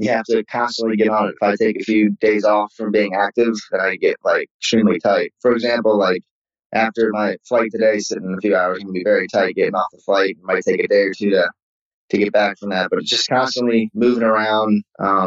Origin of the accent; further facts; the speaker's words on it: Maryland, United States; moved away as an adult; also born or lived in Birmingham; I grew up in Maryland.